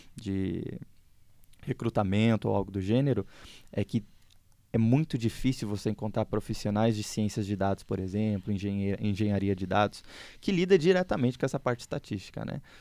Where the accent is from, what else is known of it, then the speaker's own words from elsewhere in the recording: Porto Alegre, Rio Grande do Sul, Brazil; moved away as an adult; now in São Paulo, Brazil; É, eu sou originalmente gaúcho, não sei se o pessoal sabe, mas eu sou gaúcho, eu sou de Porto Alegre